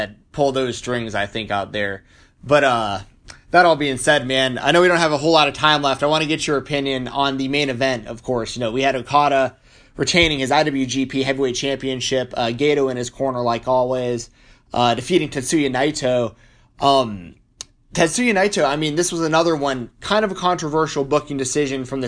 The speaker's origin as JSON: {"language": "English", "town": "Atlanta", "region": "Georgia", "country": "United States", "said": "I'm from Atlanta, Georgia"}